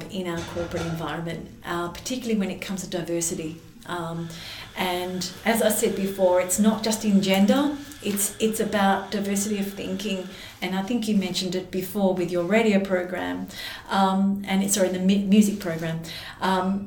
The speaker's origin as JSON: {"language": "English", "town": "Adelaide", "region": "South Australia", "country": "Australia", "tie": "born or raised there", "said": "growing up in Adelaide"}